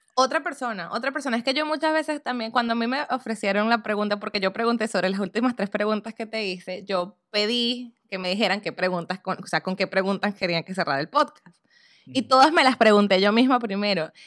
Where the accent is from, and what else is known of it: Venezuela; accent: Venezuelan; now in United States